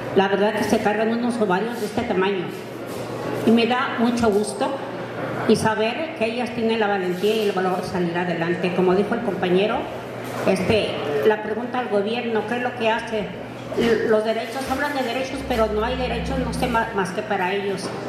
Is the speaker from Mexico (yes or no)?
yes; Temacapulín, Jalisco, Mexico; Soy de Temacapulín